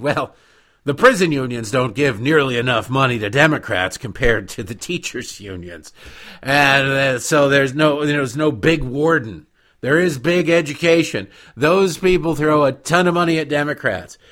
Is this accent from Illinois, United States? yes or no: no; Detroit, Michigan, United States; moved away; also born or lived in Baltimore; growing up in Detroit.